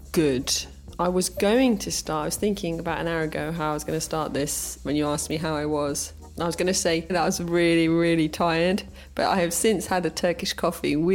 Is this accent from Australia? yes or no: no; England, United Kingdom; born there; because I was born in England and I have a middle name